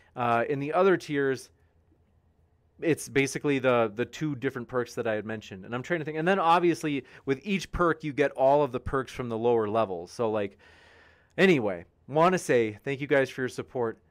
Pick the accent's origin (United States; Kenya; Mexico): United States; Wisconsin; Wisconsin, my home state